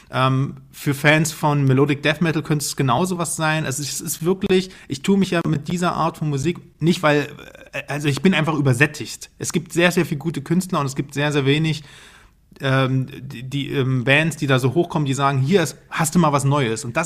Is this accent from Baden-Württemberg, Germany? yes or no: no; Dresden, Saxony, Germany; Junge, ich komme aus Dresden, also ich bin.